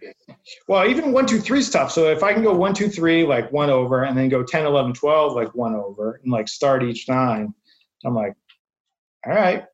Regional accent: Southern New Hampshire, United States; moved away as an adult; now in Boston, United States; I grew up in New Hampshire.

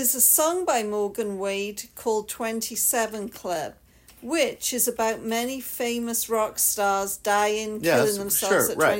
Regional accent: United Kingdom

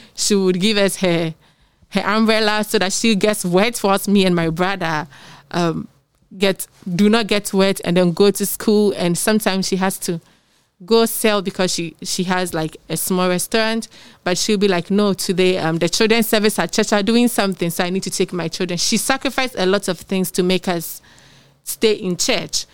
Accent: Ghana; I'm from Ghana

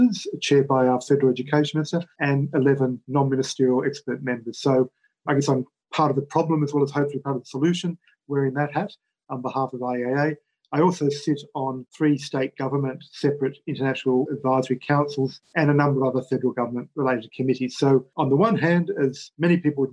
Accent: Victoria, Australia; my home state of Victoria

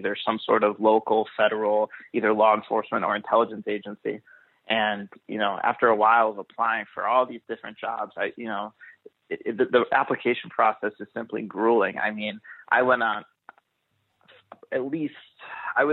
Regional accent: Chicago, Illinois, United States; I'm from the Chicagoland area

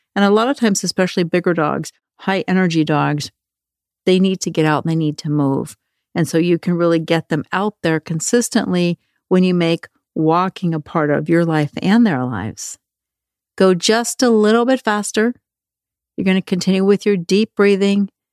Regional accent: Norway; moved away; when I was a kid growing up in Norway

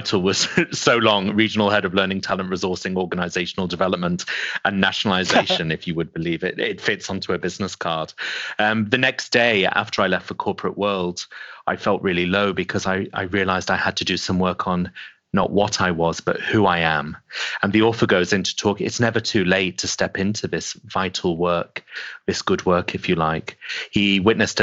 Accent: England, United Kingdom; also born or lived in Middle East; moved to the UK when I was 8

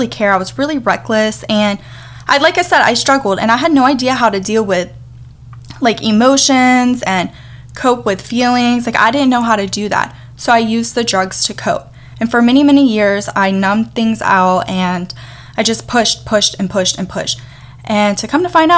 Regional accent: Atlanta, Georgia, United States; now in New York, United States; I currently live in New York. I was born and raised in Atlanta, Georgia.

